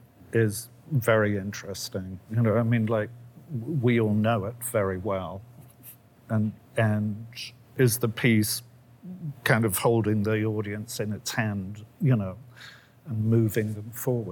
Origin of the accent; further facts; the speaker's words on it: England, United Kingdom; moved away; I worked for a long while in England in my former existence as an English person